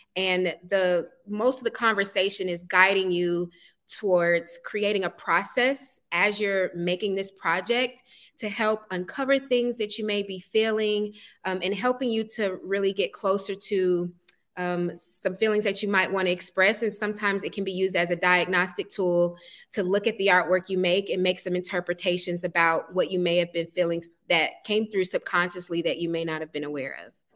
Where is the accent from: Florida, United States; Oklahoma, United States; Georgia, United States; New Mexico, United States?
Georgia, United States; East Point; also born or lived in College Park, Georgia; I own a brick and mortar art studio in the neighborhood where I grew up, East Point